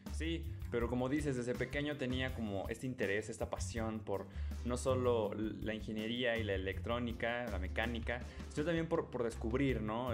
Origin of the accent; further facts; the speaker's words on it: Mexico; nosotros como mexicanos